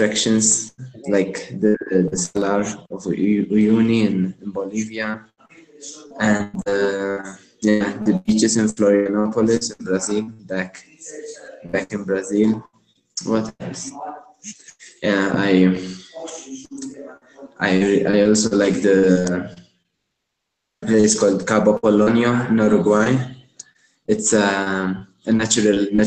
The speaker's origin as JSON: {"language": "English", "country": "Malta", "moved": "as an adult", "said": "am from Malta originally. It's a small island close to Italy"}